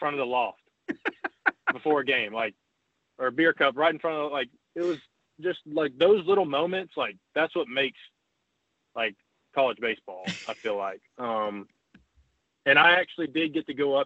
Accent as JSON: {"language": "English", "town": "Huntsville", "region": "Alabama", "country": "United States", "tie": "born or raised there", "also_born_or_lived": "Mississippi State", "said": "my hometown"}